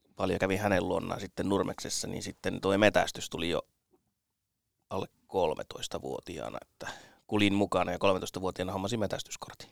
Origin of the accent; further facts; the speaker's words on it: Kainuu, Finland; also born or lived in North Karelia; Olen siis Pohjois-Karjalassa syntynyt ja kuusi ensimmäistä elämäni vuotta siellä asunut, mutta Kainuussa kouluni käynyt